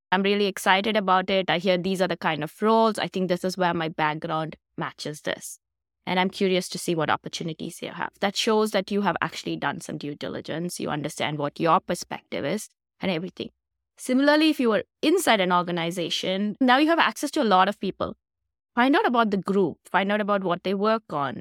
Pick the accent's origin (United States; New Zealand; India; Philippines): India; moved away as an adult; I'm originally from India, so I came here for graduate school